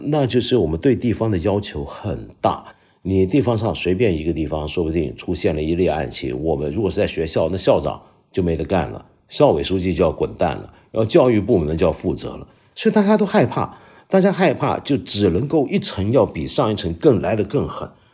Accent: China; 我们中国人

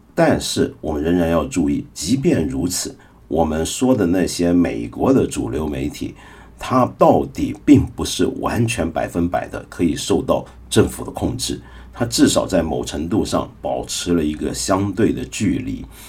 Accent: China; 我们中国人的传统

